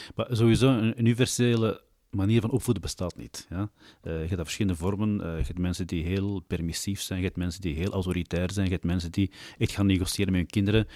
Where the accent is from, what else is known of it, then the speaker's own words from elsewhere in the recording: Mechelen, Flanders, Belgium; geboren en getogen in Mechelen